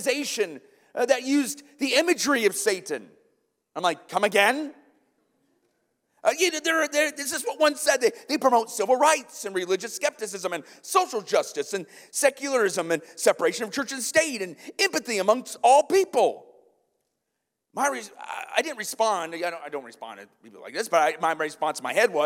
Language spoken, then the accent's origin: English; Iowa, United States; now in Kenosha, United States; I'm from Iowa